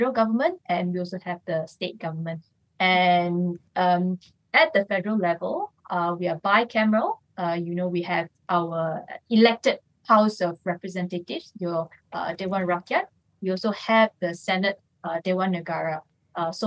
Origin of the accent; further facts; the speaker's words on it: Johor, Malaysia; I'm from Johor